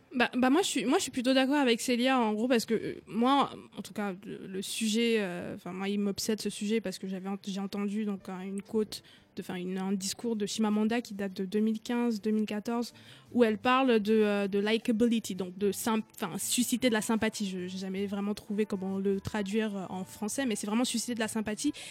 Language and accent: French; Paris, Île-de-France, France; also born or lived in Cameroon / Chicago; je viens de Paris, je vis à Paris, mais originally, je viens du Cameroun